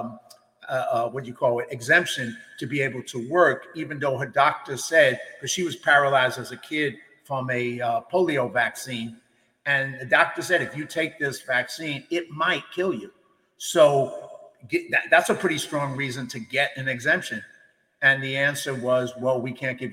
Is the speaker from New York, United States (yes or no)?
yes; New York City, New York, United States; moved away as an adult; now in California, United States; I grew up in the East Coast in the Bronx